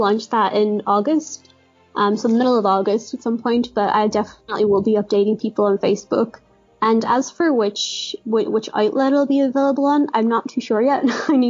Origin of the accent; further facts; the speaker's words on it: Derry, Northern Ireland, United Kingdom; my own hometown of Derry.